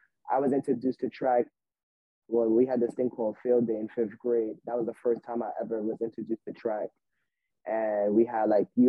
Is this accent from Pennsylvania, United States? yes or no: no; New York City, New York, United States; Born and raised in Brooklyn, New York